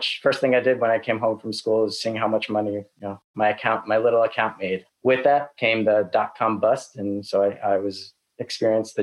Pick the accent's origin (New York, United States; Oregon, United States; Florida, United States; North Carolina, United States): New York, United States; also born or lived in Los Angeles, California; now in Austin, United States; After living in LA for 12 years, I'm originally from New York